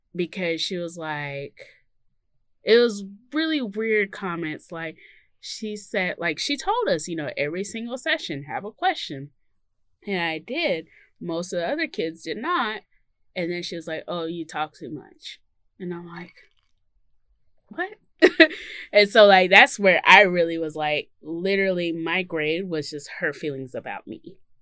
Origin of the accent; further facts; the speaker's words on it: Mississippi, United States; I come from Mississippi